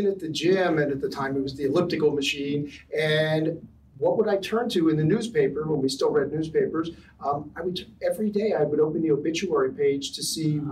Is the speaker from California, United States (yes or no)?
no; Philadelphia, Pennsylvania, United States; moved away as an adult; also born or lived in Cambridge, England / Amherst, Massachusetts; now in Los Angeles, United States; I'm from Philadelphia. I grew up in, I was a middle of three boys, grew up in a kind of middle class, kind of Nowhereville neighborhood in a little brick row house